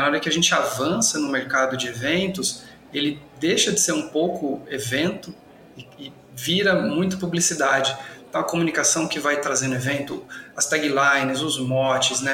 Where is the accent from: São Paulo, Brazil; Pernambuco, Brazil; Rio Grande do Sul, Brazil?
São Paulo, Brazil; São José dos Campos; moved away as an adult; now in Ribeirão Preto, Brazil; Sou nascido em São José dos Campos, acho que ele um pouquinho do começo, né, da vida, fiquei até os 18 anos por lá